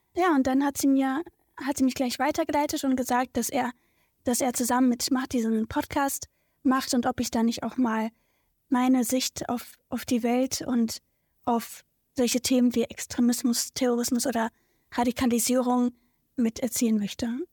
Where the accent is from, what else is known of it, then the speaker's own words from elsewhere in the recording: Berlin, Germany; Also Tempohof ist so meine Heimat. Ähm, da bin ich geboren und aufgewachsen.